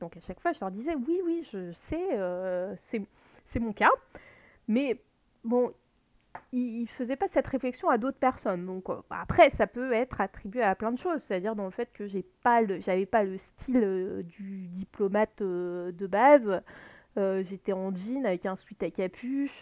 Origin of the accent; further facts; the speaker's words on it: Lorraine, Grand Est, France; je suis née en Lorraine